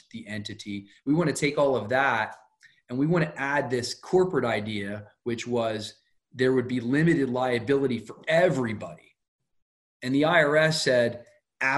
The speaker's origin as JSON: {"language": "English", "town": "Wilmington", "region": "Delaware", "country": "United States", "said": "I'm from Wilmington, Delaware"}